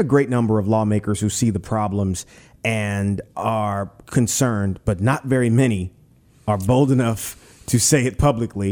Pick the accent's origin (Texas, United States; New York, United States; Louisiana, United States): Louisiana, United States; Pointe Coupee Parish; I'm from Pointe Puis Parish